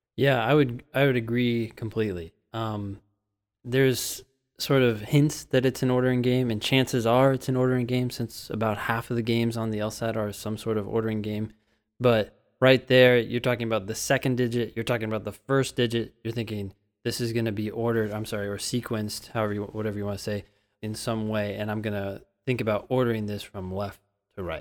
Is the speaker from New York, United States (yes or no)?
no; Northern California, United States; I'm from California, but as a Northern Californian, I never really went down to Southern California